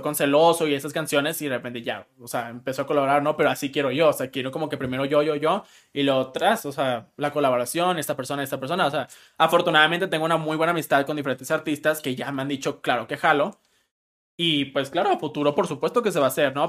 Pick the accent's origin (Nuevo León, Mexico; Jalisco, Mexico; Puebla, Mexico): Nuevo León, Mexico; Monterrey; soy de Monterrey